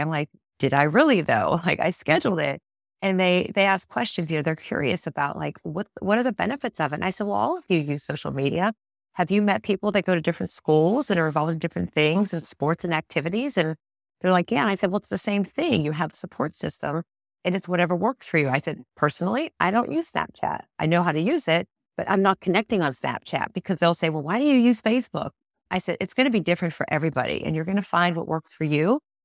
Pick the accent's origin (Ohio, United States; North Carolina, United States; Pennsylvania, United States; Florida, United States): Pennsylvania, United States; Pittsburgh; I'm not from Tennessee, I'm from Pittsburgh